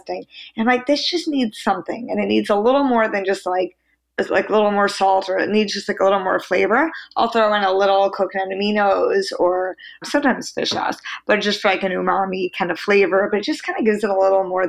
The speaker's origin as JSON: {"language": "English", "area": "Long Island", "region": "New York", "country": "United States", "tie": "born or raised there", "said": "I grew up in Long Island, New York."}